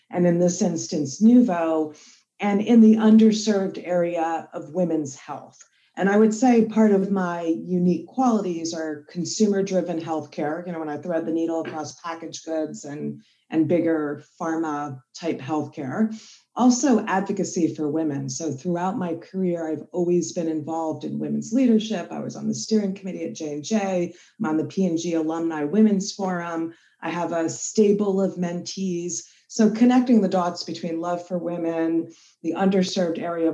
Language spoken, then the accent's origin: English; East Brunswick, New Jersey, United States; I grew up in East Brunswick, so we're Jersey girls